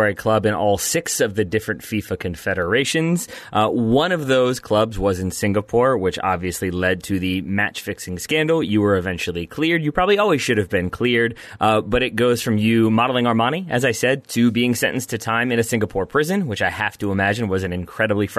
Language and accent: English; Richmond, Virginia, United States; the Richmond Kickers, which is my hometown, hometown club